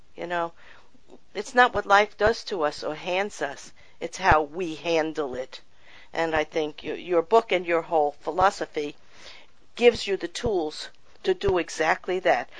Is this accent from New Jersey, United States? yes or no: no; New York, United States; I grew up in New York